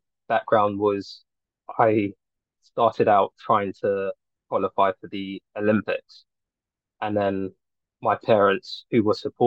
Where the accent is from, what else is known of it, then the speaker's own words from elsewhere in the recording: London, United Kingdom; I'm a filmmaker from Northwest London.